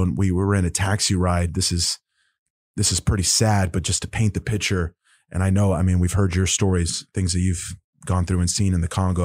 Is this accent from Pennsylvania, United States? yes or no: no; Oklahoma, United States; I'm from Oklahoma